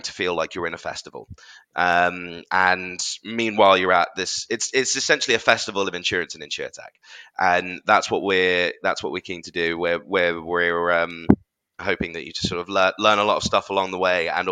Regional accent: London, United Kingdom; as a Londoner

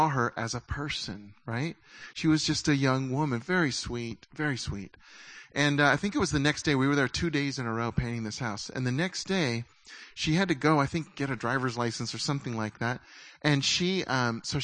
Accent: United States; as American Christians

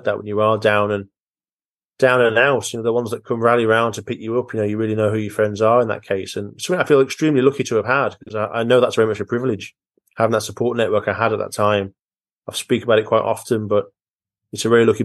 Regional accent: near the Lake District, North West England, United Kingdom; I was brought up quite near the Lake District

